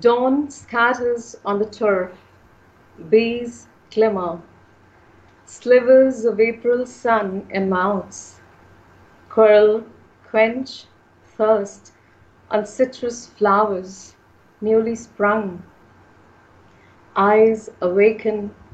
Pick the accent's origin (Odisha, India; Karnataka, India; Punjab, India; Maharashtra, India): Punjab, India; I'm from India. And Punjab is my home state.